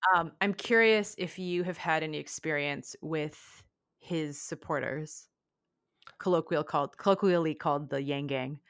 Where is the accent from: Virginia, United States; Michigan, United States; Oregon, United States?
Michigan, United States; Kalamazoo; I grew up, I was born in Kalamazoo, Michigan